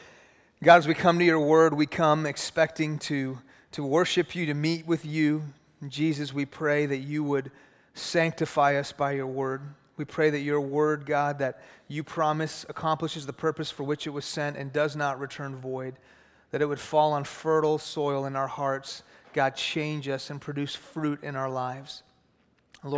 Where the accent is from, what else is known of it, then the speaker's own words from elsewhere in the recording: Houston, Texas, United States; I grew up in Houston. I grew up in a Muslim home. My family's from Iran.